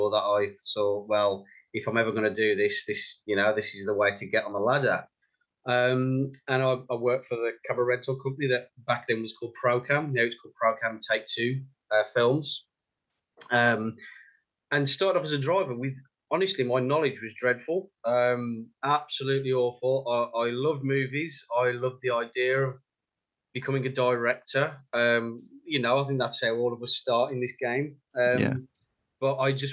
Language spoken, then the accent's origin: English; West Midlands, United Kingdom; moved away as an adult; now in London, United Kingdom; You can probably tell by the accent, I'm from the West Midlands.